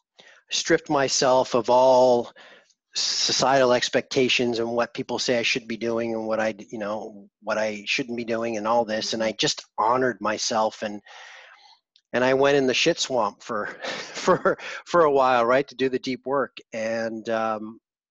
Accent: East Coast of the United States, United States; moved away; also born or lived in Manhattan / Los Angeles / Vancouver; I grew up in the East Coast of the States, then I lived in Manhattan and LA and Vancouver

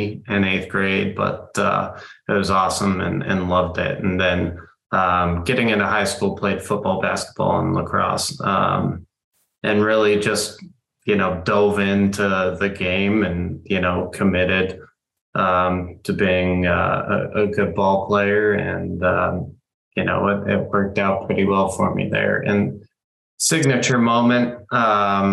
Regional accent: San Diego, California, United States; now in Texas, United States; I grew up in San Diego

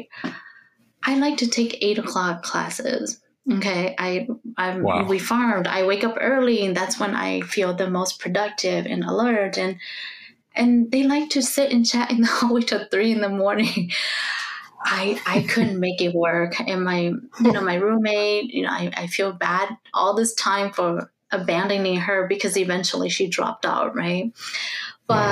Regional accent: St. Paul, Minnesota, United States; also born or lived in Laos; I grew up in St. Paul, right? Mostly in St. Paul.

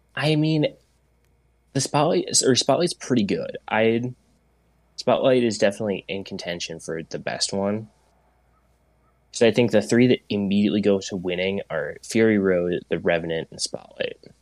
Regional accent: Portland, United States; I grew up in Portland

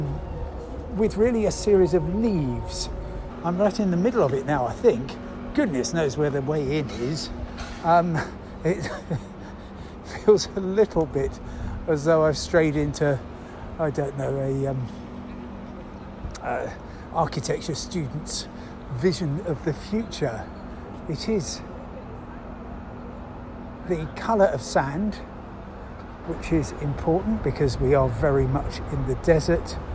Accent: London, United Kingdom; I'm from London

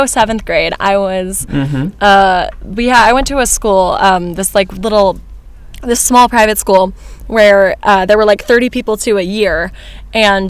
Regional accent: Virginia, United States; also born or lived in Atlanta, Georgia, United States; I've lived in this particular part of Virginia since I was about 8

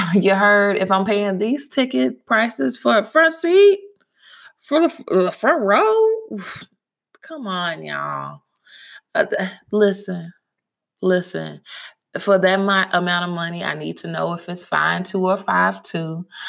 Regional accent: Louisville, Kentucky, United States; My hometown, shout out to Louisville. Shout out to all my friends from Louisville that are tuning in right now

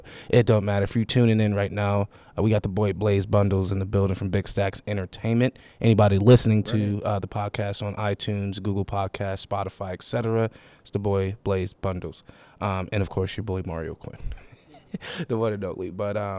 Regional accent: Buffalo, New York, United States; moved away as an adult; now in Pittsburgh, United States; I'm originally from Buffalo. But I came here, you know, I spent my entire adulthood in Pittsburgh

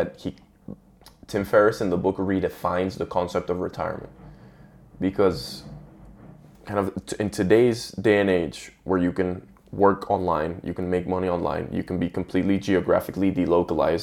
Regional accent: Venezuela; moved away; I was raised in Venezuela

